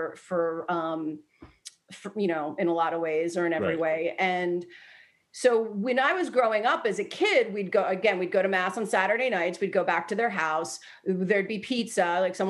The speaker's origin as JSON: {"language": "English", "region": "Delaware", "country": "United States", "tie": "born or raised there", "said": "when I was growing up, I grew up in Delaware"}